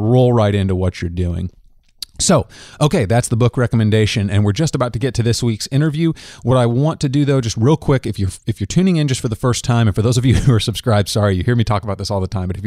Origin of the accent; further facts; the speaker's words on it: Kansas, United States; we're both Kansans and you're a KU dude just like me